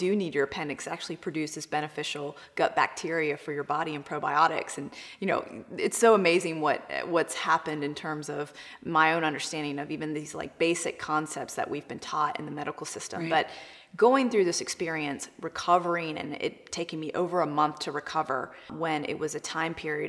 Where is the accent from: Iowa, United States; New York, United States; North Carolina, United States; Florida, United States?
North Carolina, United States; Charlotte; I grew up here in Charlotte, North Carolina with two immigrant Indian parents